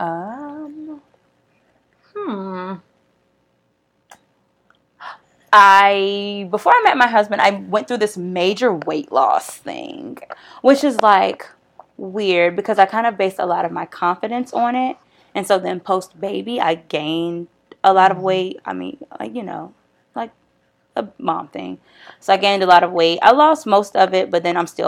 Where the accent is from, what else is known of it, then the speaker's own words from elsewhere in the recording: Prince George's County, Maryland, United States; also born or lived in Washington, D.C.; I moved to PG. I was in 5th grade